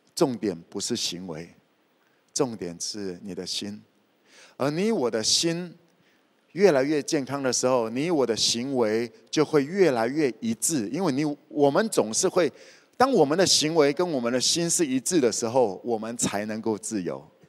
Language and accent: Chinese; Kaohsiung, Taiwan; moved away as an adult; also born or lived in Taipei; 我也知道高雄那些是什么， 我在这里长大的， 我在高雄长大的